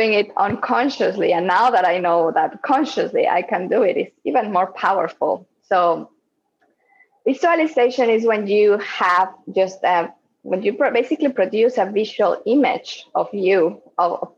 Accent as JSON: {"language": "English", "town": "Morelia", "region": "Michoacán", "country": "Mexico", "tie": "born or raised there", "also_born_or_lived": "Mexico City, Mexico", "moved": "as an adult", "lives_now": "Hong Kong", "said": "I am based in Hong Kong, but I'm actually from Mexico. So I grew up in Mexico in a small town called Morelia"}